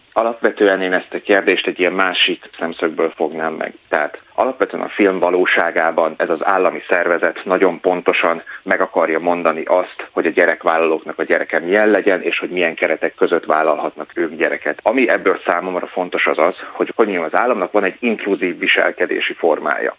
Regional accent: Hungary; Magyarországról származom

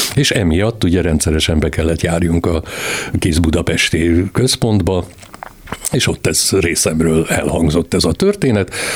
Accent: Transylvania, Romania; én Erdélyben születtem

